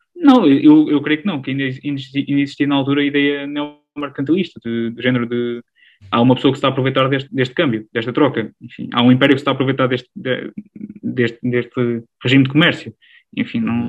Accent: Alcobaça, Portugal; sou original aqui de uma, uma região de Portugal que, que há muito deve à Igreja Católica. Enfim, a região da Alcobaça, a região da Nazaré

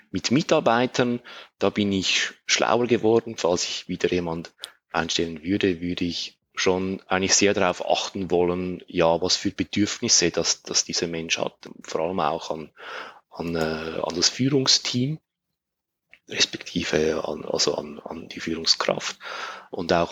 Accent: Switzerland; die Analogie zum, zum Käse, sage ich mal, als Schweizer.

